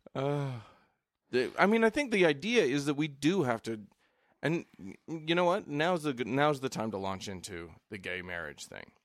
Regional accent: the West, United States; I'm from the West. States are big out here.

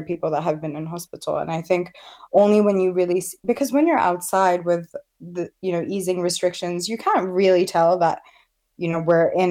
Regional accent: Southampton, South East England, United Kingdom; now in Birmingham, United Kingdom; I chose Birmingham actually because I wanted to be in a more diverse area, because I came from Southampton, and I'm so happy here.

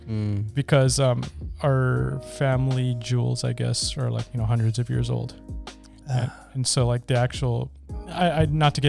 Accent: India; now in United States; I'm from India

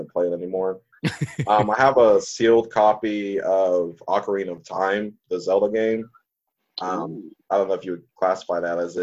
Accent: Panama City, Florida, United States; moved away as an adult; now in Highland Heights, United States; I'm from Panama City, Florida originally

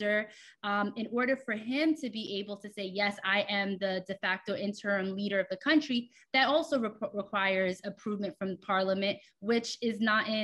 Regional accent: United States; I'm Haitian American. I was born and raised here

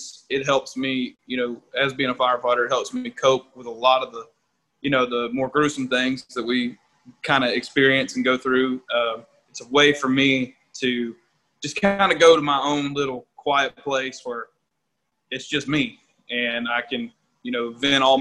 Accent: Stonewall, Louisiana, United States; also born or lived in Shreveport, Louisiana; I'm really from Stonewall here in which is a small town just shy of Shreveport. And there's really not a whole lot to do there.

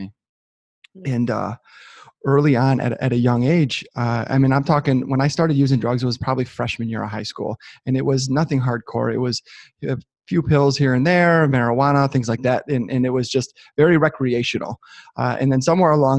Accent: just north of Detroit, Southeast Michigan, United States; I'm born and raised in Southeast Michigan, just north of Detroit

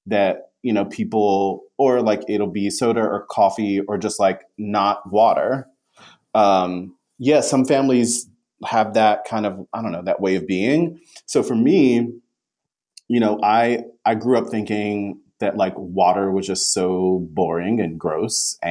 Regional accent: the South, United States; I am a person of color from the South

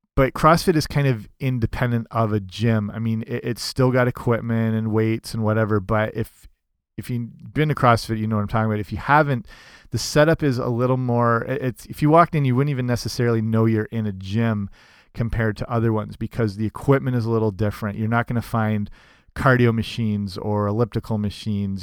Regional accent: Southwestern Ontario, Canada; I'm from Southwestern Ontario, which is kind of the hockey hotbed

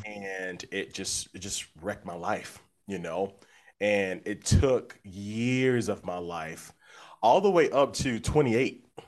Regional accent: Little Rock, Arkansas, United States; moved away as an adult; now in Nashville, United States; I'm from Little Rock, Arkansas. Um, but I've been living in Nashville for about 10 years now.

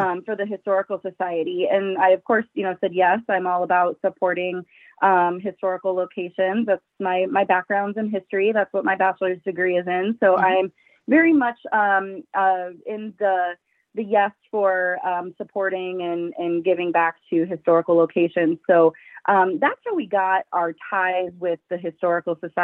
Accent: Walford, Iowa, United States; I'm originally from Benton County, little town called Walford. Mm-hmm. So I've been around Benton County my entire life.

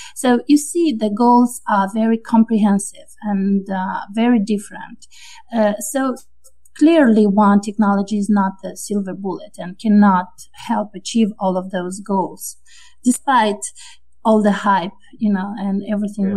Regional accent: Moldova; also born or lived in France; now in United States; I'm originally from Moldova, which is uh, a small and uh, low income country in the Eastern Europe. And then I moved to France

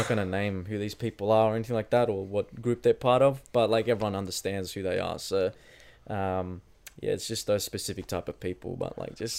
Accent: New South Wales, Australia; born or raised there

